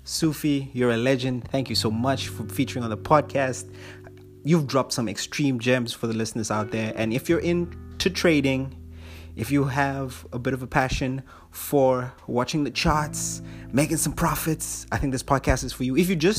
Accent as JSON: {"language": "English", "country": "Papua New Guinea", "tie": "born or raised there", "also_born_or_lived": "Fiji", "said": "And like my childhood was crazy because I grew up in Papua New Guinea for about 6 years."}